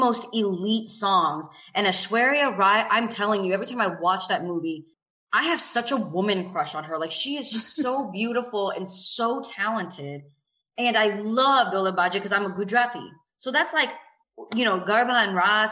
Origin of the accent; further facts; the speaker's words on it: the South, United States; because I grew up in the South